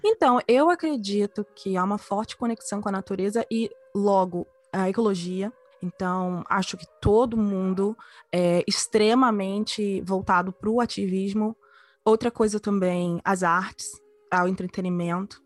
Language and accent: Portuguese; Vitória, Espírito Santo, Brazil; moved away as an adult; also born or lived in Rio de Janeiro; eu cresci numa ilha, eu cresci na Ilha de Vitória, é a menor capital do Brasil, ela é no Espírito Santo.